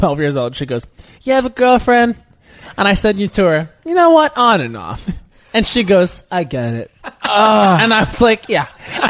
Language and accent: English; Long Island, New York, United States; Oh, I grew up in Long Island.